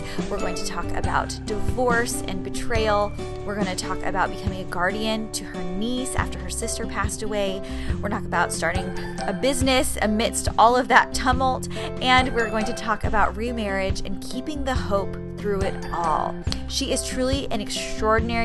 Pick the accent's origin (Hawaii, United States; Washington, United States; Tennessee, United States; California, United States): California, United States; San Diego; moved away; I'm from San Diego originally